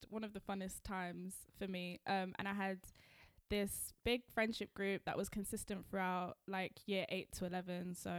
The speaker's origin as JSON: {"language": "English", "region": "London", "country": "United Kingdom", "said": "Tiffany is actually not from London. And I am."}